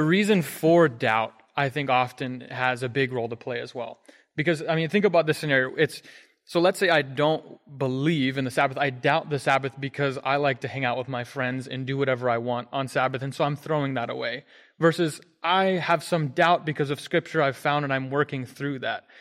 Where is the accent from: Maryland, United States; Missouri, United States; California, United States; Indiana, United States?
Maryland, United States; Hagerstown; moved away; I'm from Hagerstown, Maryland. I grew up there